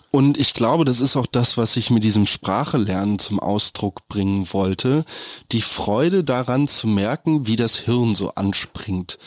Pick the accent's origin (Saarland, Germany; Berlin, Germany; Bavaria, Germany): Berlin, Germany; als Berliner, wo man gelernt hat, seit klein auf in der U1 zu setzen und halt bloß die Klappe zu halten